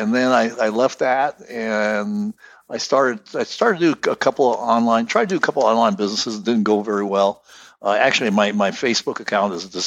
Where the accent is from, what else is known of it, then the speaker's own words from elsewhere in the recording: United States; my heritage is Ukrainian. But I was born here in the States